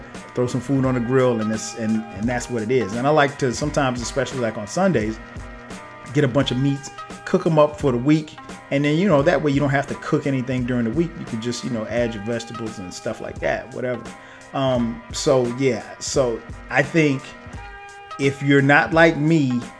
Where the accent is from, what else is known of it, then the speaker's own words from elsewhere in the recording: Florence, South Carolina, United States; moved away as an adult; now in Atlanta, United States; growing up in South Carolina, I grew up in a place called Florence, South Carolina